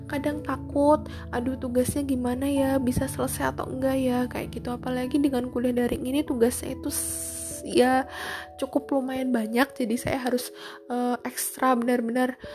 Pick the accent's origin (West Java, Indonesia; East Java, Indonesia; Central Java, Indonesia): Central Java, Indonesia; Purbalingga; now in Semarang, Indonesia; di Semarang saya kan merantau saya kan asli Purbalingga